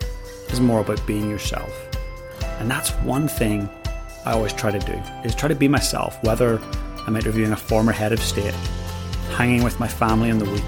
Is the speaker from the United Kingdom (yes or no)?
yes; Northern Ireland, United Kingdom; growing up in Northern Ireland